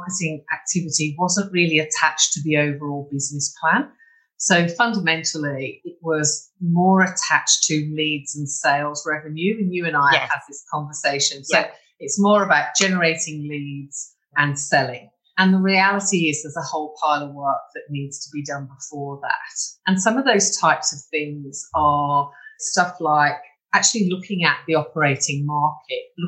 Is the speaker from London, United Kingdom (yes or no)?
yes; London, United Kingdom; moved away as an adult; now in Brisbane, Australia; I'm from the UK, mainly London and a couple of other places, but yeah, I'm English.